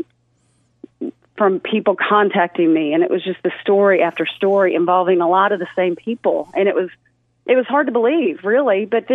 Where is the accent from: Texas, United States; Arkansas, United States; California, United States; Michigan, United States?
Arkansas, United States; Fayetteville; I'm from Fayetteville